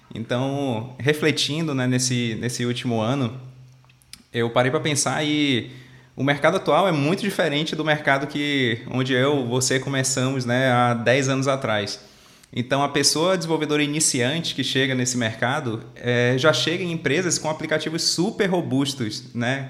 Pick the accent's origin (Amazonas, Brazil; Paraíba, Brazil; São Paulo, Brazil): Amazonas, Brazil; Manaus; eu sou natural de Manaus, lá no Amazonas, lá no norte.